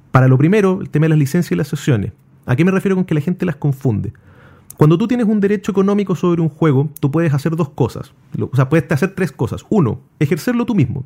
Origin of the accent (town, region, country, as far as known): Chile